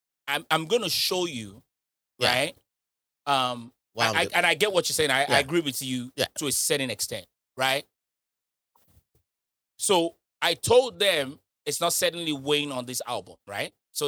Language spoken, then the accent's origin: English; Nigeria; as a Nigerian